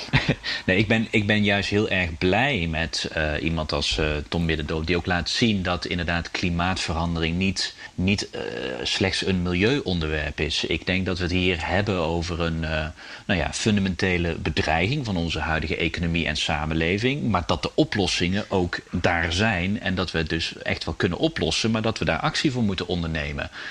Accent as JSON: {"language": "Dutch", "country": "Netherlands", "said": "als, als Nederlanders"}